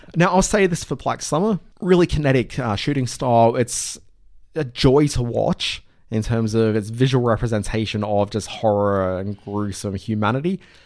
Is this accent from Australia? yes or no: yes; Adelaide, South Australia, Australia; moved away; also born or lived in Brisbane; kid growing up in Adelaide